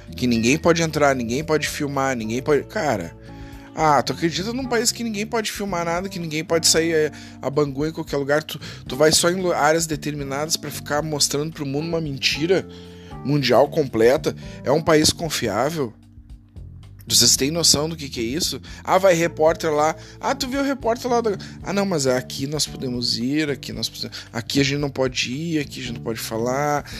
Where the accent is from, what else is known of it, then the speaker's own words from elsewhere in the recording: Brazil; Eu, eu sou brasileiro